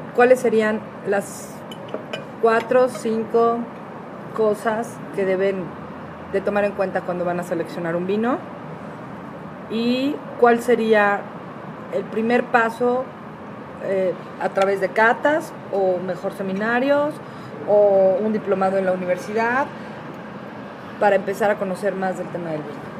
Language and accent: Spanish; Mexico; el mexicano, tenemos una riqueza gastronómica tan fuerte